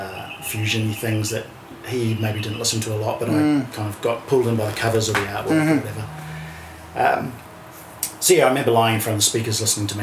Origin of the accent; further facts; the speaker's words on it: Auckland, New Zealand; moved away as an adult; now in Australia; I'm a born and bred Auckland boy